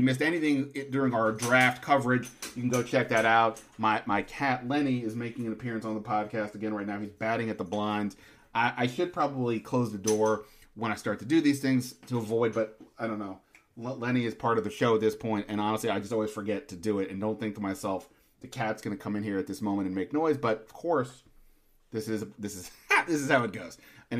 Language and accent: English; Montgomery County, Maryland, United States; I grew up in Montgomery County.